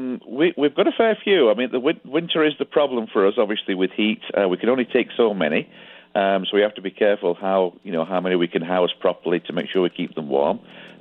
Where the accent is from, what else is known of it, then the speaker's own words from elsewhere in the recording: Yorkshire and the Humber, United Kingdom; moved away as an adult; now in Canada; We've been here 11 years. We emigrated from Yorkshire, England.